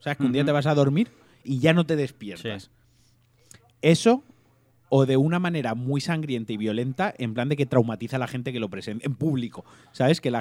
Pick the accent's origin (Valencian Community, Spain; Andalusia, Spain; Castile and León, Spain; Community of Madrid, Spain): Valencian Community, Spain